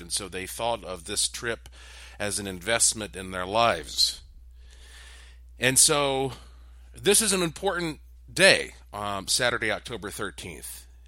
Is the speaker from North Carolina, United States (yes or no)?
yes; Asheville, North Carolina, United States; my hometown of Asheville, North Carolina